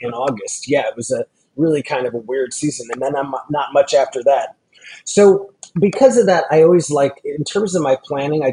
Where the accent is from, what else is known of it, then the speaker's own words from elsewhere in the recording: Long Island, New York, United States; now in Los Angeles, United States; I grew up on Long Island in New York